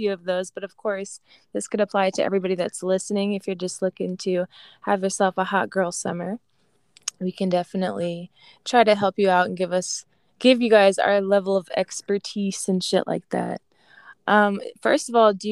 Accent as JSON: {"language": "English", "town": "Sacramento", "region": "California", "country": "United States", "tie": "born or raised there", "moved": "yes", "said": "I'm actually in my hometown. I'm in Sacramento right now"}